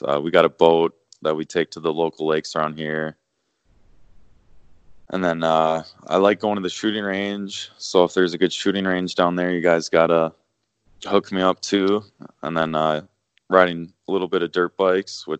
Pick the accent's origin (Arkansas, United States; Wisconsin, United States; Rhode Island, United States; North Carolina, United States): Wisconsin, United States; Elkhorn; born or raised there